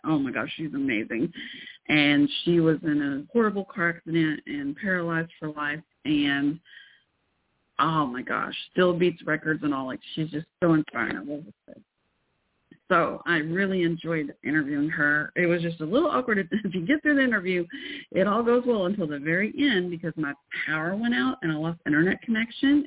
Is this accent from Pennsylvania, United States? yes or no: no; Irving, Texas, United States; also born or lived in Fort Worth, Texas / Waco, Texas / Carrollton, Texas; now in Denton, United States; Then we moved to Irving, where I mostly grew up. That's where the Cowboy Stadium used to be in Irving, Texas.